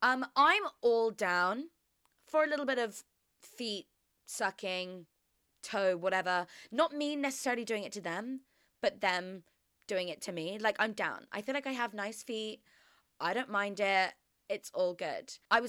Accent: Australia; He started to talk in a Southern American accent. We're Australian.

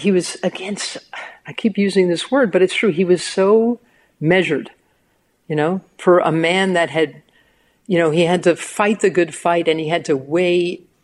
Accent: New York, United States; I'm a New Yorker

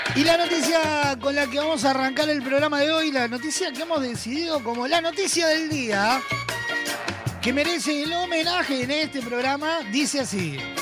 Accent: Uruguay; somos uruguayos

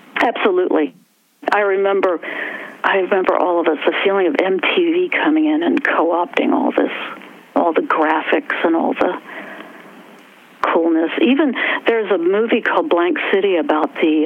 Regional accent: West Virginia, United States; accent: West Virginia; moved away; also born or lived in New York; my West Virginia accent

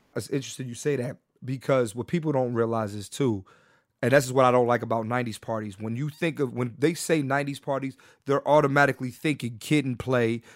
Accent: Philadelphia, Pennsylvania, United States; moved away as an adult; also born or lived in New York; now in Los Angeles, United States; I grew up in Philly, went to college in Philly

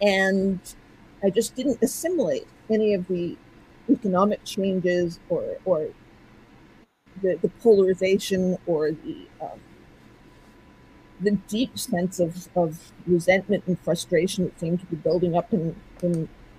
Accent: United States; moved away as an adult; Well, I grew up in the U.S. and I've been living overseas mostly since my 20s, but the imprinting is all completely American.

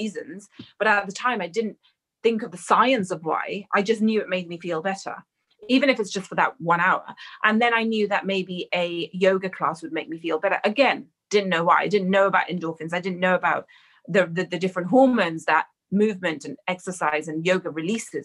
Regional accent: London, United Kingdom; an Indian girl raised in London

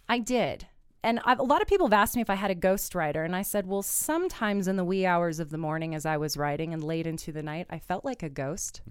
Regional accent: Kansas, United States; moved away; I'm originally from Kansas, being Miss Kansas. I have a few communities there, um, especially my hometown.

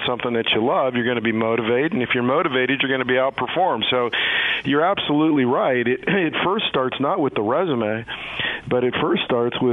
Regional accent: Kansas, United States; moved away as an adult; also born or lived in Los Angeles; I was raised in Kansas

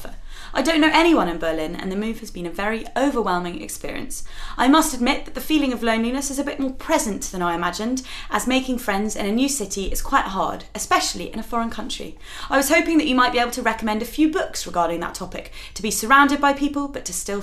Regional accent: England, United Kingdom

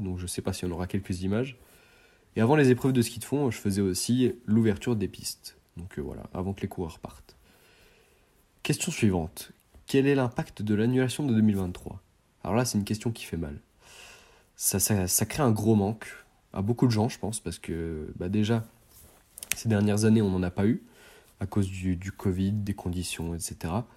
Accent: Chaux-Neuve, Bourgogne-Franche-Comté, France; c'est ma ville natale, mon village pardon, mon village natal. J'y ai grandi pendant plus de 16 ans

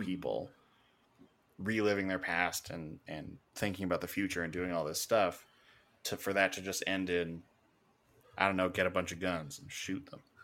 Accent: Canada; being Canadian, we don't really focus on American history.

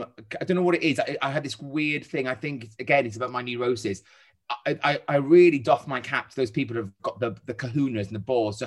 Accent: Wales, United Kingdom; I'm Welsh. But I'm a rare breed of Welsh person that supports England when Wales aren't in the equation.

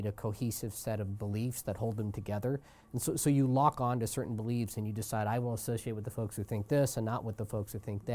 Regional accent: Kansas City, United States; I grew up in Kansas City

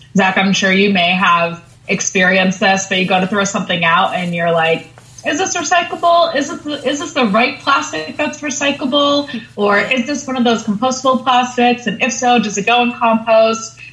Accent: Long Island, New York, United States; growing up on Long Island, I grew up in a lot of nature

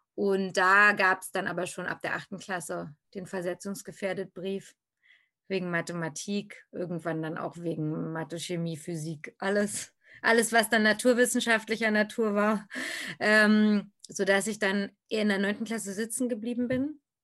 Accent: Berlin, Germany; ich bin in Berlin geboren und da auch zur Schule gegangen

